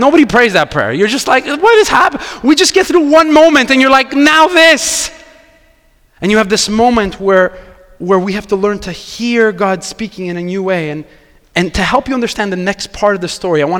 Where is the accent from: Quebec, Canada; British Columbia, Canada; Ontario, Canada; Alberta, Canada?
Quebec, Canada; I'm from Quebec. I grew up here